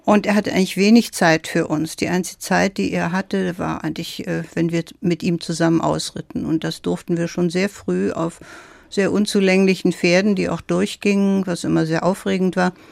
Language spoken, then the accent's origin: German; Silesian Voivodeship, Poland; Ja, mein erstes Leben begann in meiner Heimat in Schlesien. Ich bin auf dem Land aufgewachsen, auf einem ziemlich großen Gut in einer sehr traditionellen preußischen Familie